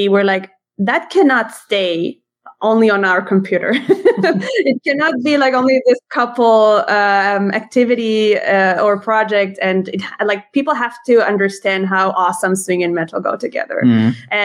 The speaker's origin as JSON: {"language": "English", "country": "Israel", "tie": "born or raised there", "first_language": "Hebrew", "second_language": "English", "moved": "as an adult", "lives_now": "Germany", "said": "we grew up speaking Hebrew. We come from Israel, mm-hmm. but then we moved to Germany 5 years ago."}